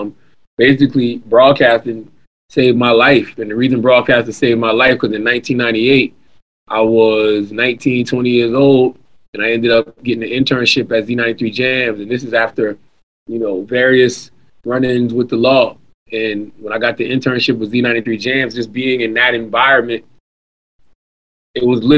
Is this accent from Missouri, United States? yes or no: no; Moncks Corner, South Carolina, United States; also born or lived in Charleston, South Carolina; I was born in Charleston, but raised in a small town called Monk's Corner